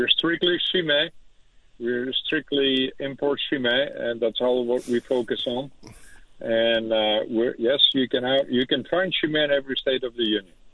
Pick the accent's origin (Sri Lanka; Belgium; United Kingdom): Belgium; Leuven, Flanders; first language Dutch; English is a second language; moved away as an adult; also born or lived in Austin, Texas; that's my hometown. Uh, I am from Leuven, Belgium, so I kind of grew up drinking Stella Artois